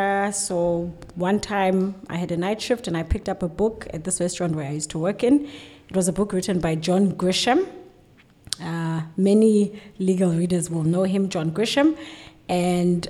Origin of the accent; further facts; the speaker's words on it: Plettenberg Bay, Western Cape, South Africa; now in Cape Town, South Africa; I'm relatively a local girl. I come from Plettenberg Bay, and I'm fully based in Cape Town